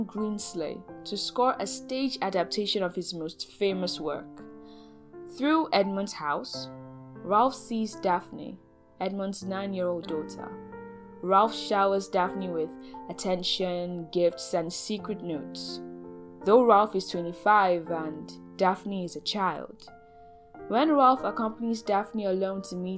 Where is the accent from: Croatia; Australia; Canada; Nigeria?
Nigeria; As a Nigerian spoken word artist